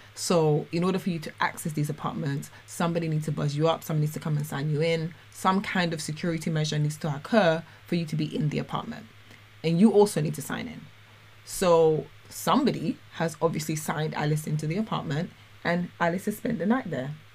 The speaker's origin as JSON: {"language": "English", "region": "London", "country": "United Kingdom", "also_born_or_lived": "Dubai", "moved": "yes", "said": "as a Londoner"}